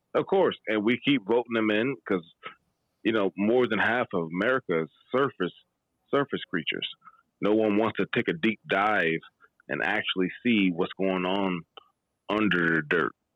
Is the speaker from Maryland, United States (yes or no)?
yes; Maryland, United States; I'm originally from Maryland.